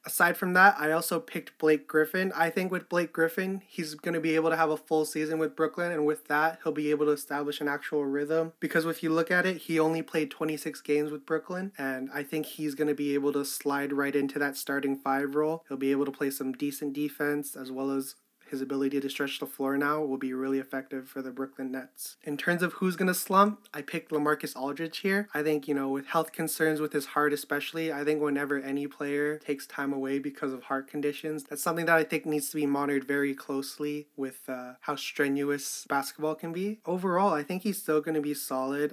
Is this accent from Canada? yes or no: yes; Canada; I'm fucking Canadian